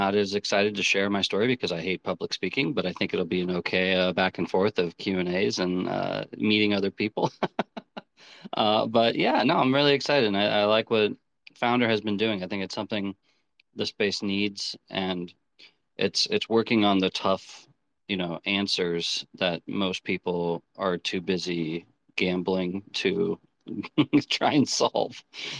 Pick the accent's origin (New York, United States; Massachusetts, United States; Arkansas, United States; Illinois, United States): New York, United States; I'm a New Yorker